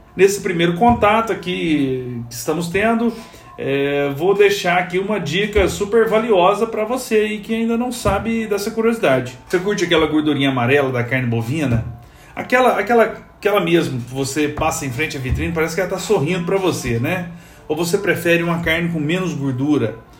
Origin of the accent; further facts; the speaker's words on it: Minas Gerais, Brazil; eu sou mineiro